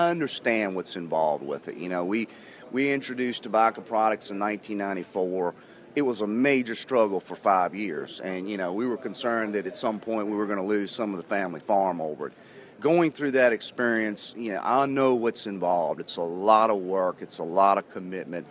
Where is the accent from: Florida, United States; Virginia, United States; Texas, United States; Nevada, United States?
Virginia, United States; Keysville; I am from a little area, south side Virginia. It's between Danville and Richmond. It's a little area called Keysville, Virginia.